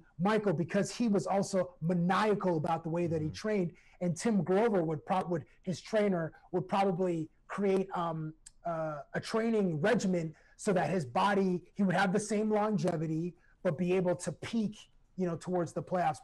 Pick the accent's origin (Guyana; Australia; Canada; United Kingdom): Canada; Toronto, Ontario; I'm from Toronto